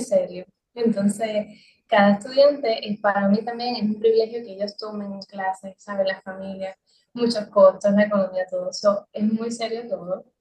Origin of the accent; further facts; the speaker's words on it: Adjuntas, Puerto Rico; la, silueta del pueblo de Adjunta, que es de donde yo soy